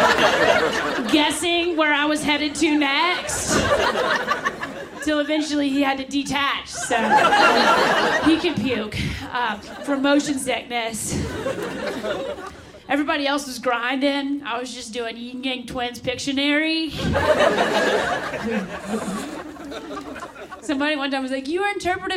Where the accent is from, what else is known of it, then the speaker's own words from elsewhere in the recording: the South, United States; moved away; I'm from the South